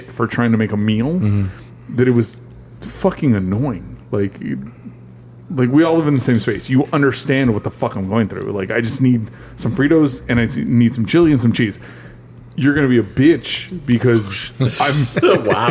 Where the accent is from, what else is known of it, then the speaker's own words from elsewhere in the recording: Texas, United States; moved away; I grew up in Texas